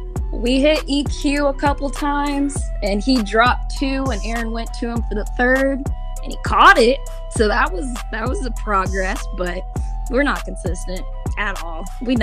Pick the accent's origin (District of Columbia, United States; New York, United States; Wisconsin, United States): Wisconsin, United States; I mean, I'm from Wisconsin. I was born a Packer fan